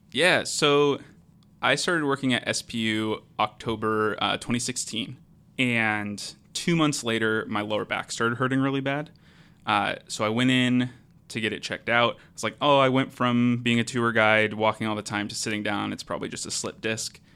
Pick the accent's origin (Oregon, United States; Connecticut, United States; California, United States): Oregon, United States; Portland; moved away as an adult; now in Seattle, United States; I'm from the Portland area